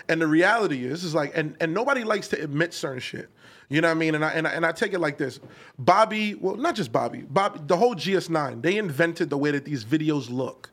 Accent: New York City, New York, United States; I'm from Canarsie

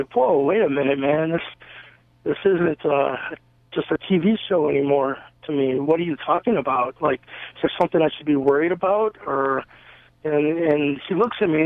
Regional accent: Eastlake, Ohio, United States; I grew up in East Lake, Ohio, which is very close to Lake Erie

